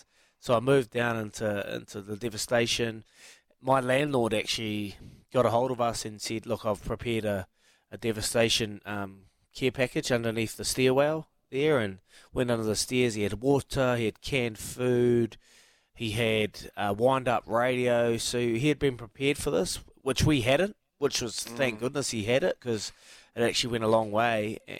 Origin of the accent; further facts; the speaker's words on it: New Zealand; that's why I love being a Kiwi, mate